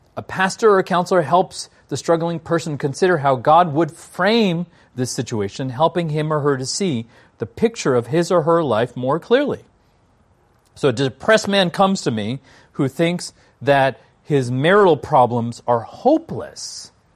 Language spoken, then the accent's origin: English; Washington, District of Columbia, United States; I'm from Washington, D C.